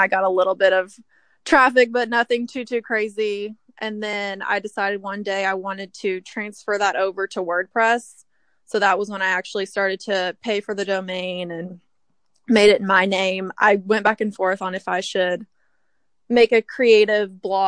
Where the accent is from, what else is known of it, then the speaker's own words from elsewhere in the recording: Kentucky, United States; moved away as an adult; now in Washington, D.C., United States; I'm originally from Kentucky, and then I moved to DC a little over 2 years ago